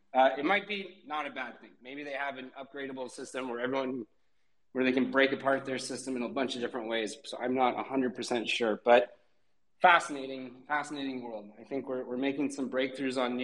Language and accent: English; Portland, Oregon, United States; now in Portugal; I'm from Portland, Oregon, where I would surf out there